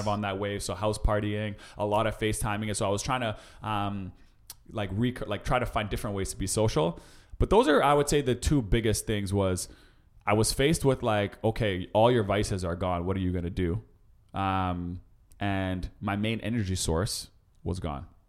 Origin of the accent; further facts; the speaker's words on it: Winnipeg, Manitoba, Canada; now in Toronto, Canada; my hometown Winnipeg